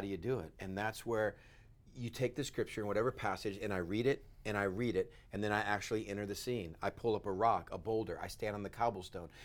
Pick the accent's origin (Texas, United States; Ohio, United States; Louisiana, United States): Texas, United States; West; I grew up in West Texas with crazy idiot brothers